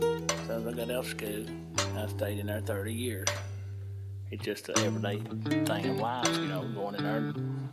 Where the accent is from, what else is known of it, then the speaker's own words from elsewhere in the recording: United States; I grew up in Martin County. My mother was a housewife, and my father was a coal miner.